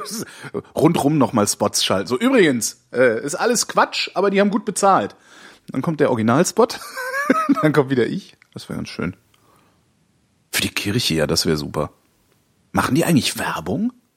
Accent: Cologne, North Rhine-Westphalia, Germany; Ich bin Kölner

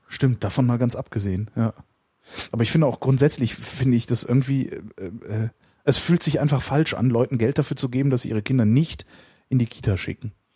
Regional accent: Cologne, North Rhine-Westphalia, Germany; ich bin ja nur geboren in Köln und äh, dann relativ zügig aus der Kölner Südstadt verschleppt worden äh, in, in, in einen Vorort

